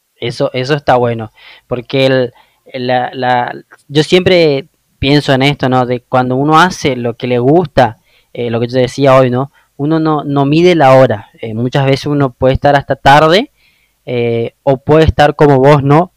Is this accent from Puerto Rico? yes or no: no; Oberá, Misiones, Argentina; moved away; Yo soy de una ciudad que se llama Oberá